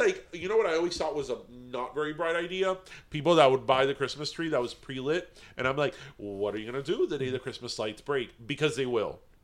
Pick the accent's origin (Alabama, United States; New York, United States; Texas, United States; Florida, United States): Florida, United States; Miami